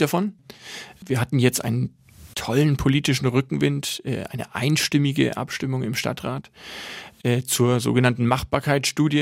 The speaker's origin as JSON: {"language": "German", "town": "Nuremberg", "region": "Bavaria", "country": "Germany", "tie": "born or raised there", "also_born_or_lived": "Switzerland / Russia / New York", "moved": "as an adult", "said": "ich bin, seit ich geboren bin, ein Nürnberger"}